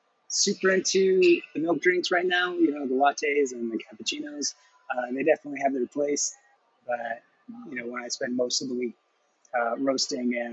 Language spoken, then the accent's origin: English; Escondido, California, United States; now in Coeur d'Alene, United States; I was born in Escondido